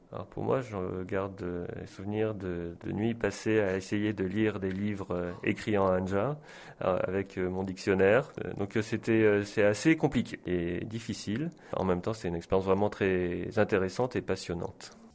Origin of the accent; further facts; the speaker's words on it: France; moved away as an adult; now in South Korea; j'ai grandi et longtemps vécu en France